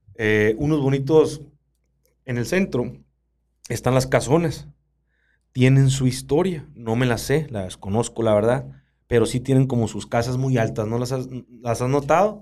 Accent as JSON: {"language": "Spanish", "town": "Baviácora", "region": "Sonora", "country": "Mexico", "tie": "born or raised there", "said": "Babiácora mi, casa, mi seno, mi matria, donde yo nací"}